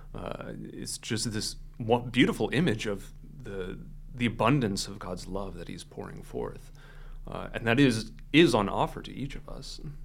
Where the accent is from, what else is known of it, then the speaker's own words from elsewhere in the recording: Fargo, North Dakota, United States; moved away as an adult; I grew up here in the Fargo area.